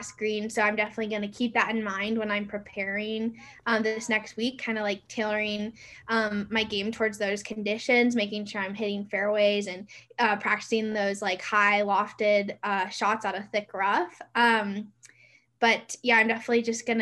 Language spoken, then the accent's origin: English; the Northwest, Pacific Northwest, United States; now in Reno, United States; I'm from the Northwest